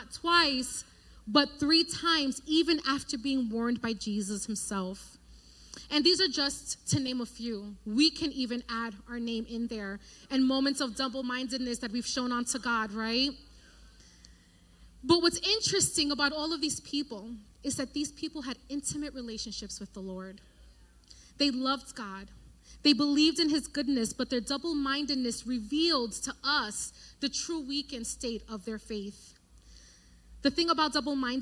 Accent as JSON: {"language": "English", "town": "New York City", "region": "New York", "country": "United States", "tie": "born or raised there", "moved": "yes", "lives_now": "Connecticut, United States", "said": "grew up in New York, right, in the Bronx"}